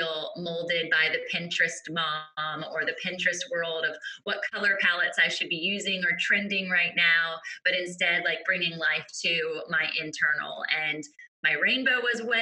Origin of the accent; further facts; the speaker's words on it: Virginia Beach, Virginia, United States; I'm tuning in from Virginia Beach, Virginia, born and raised beach babe